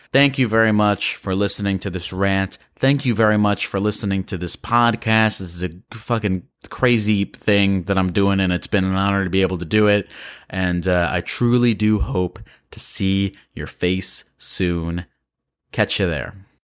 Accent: Baltimore, Maryland, United States; my hometown of Baltimore, Maryland

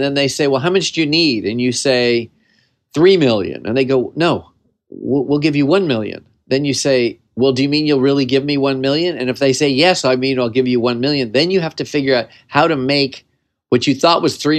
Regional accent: California, United States; I grew up in the San Fernando Valley. I was just a valley kid. I lived in the radius of about three blocks and had lived in a very small world

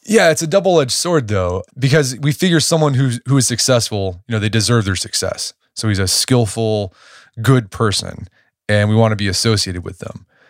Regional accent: Oklahoma, United States; I'm from Oklahoma. I went to O U

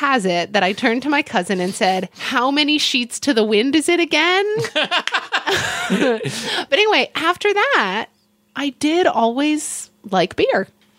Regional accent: Oklahoma, United States; growing up in Oklahoma.

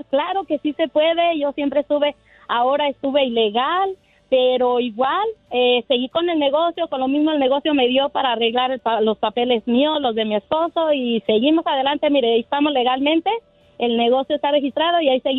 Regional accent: Mexico; now in San Bernardino, United States; México, llegué aquí a Estados Unidos, a San Bernardino, California.

